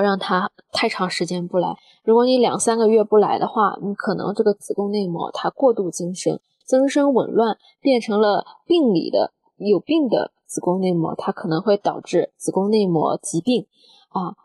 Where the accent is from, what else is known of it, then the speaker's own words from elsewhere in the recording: China; 我们中国嗯。人